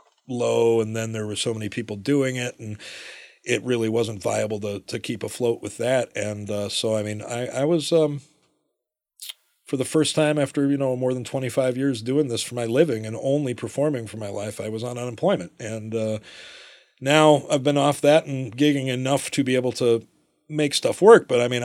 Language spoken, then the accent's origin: English; Ann Arbor, Michigan, United States; growing up in Burns Park in Ann Arbor, that's where Ken Burns is from.